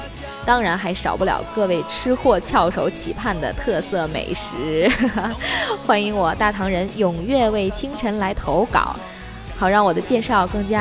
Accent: Tangshan, Hebei, China; 我的家乡唐山

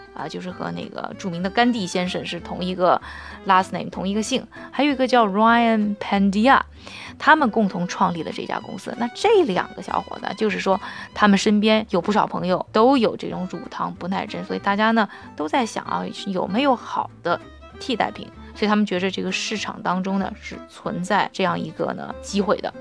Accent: China; 我们亚洲人，特别是我们中国人

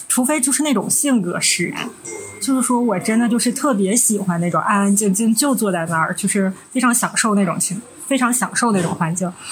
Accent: Northeast China, China; 我们是三个来自东北的ladies

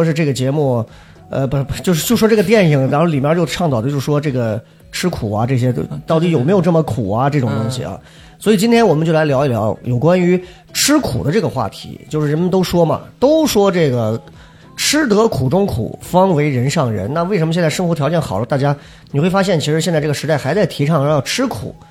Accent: Xi'an, Shaanxi, China; 呃，就西安市城里长大的，呃，跟你们一比，可能真不算吃过啥苦。

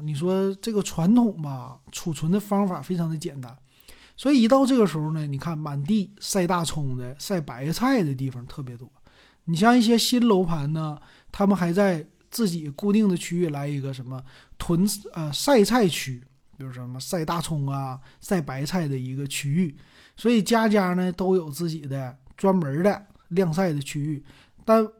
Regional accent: Northeast China, China; 咱们东北人

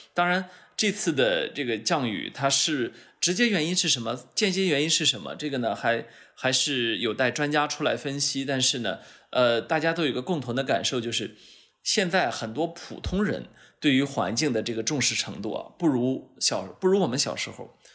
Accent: China; 我们中国人

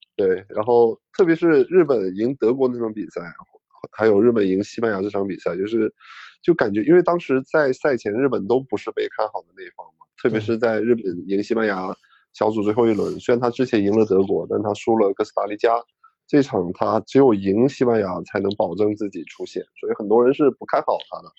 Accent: China; 我说我是中国人

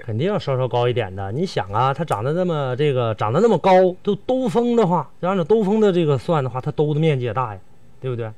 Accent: Northeast China, China; accent: Northeastern Mandarin; 咱们东北话说是这个生不愣子

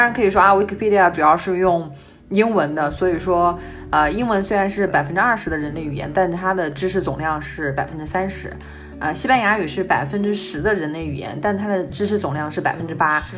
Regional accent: China; moved away as an adult; now in Spain; 就中国我们老是说啊

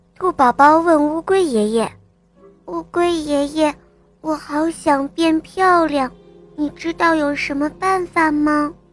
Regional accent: Jiangxi, China; 今年七岁了，我来自江西

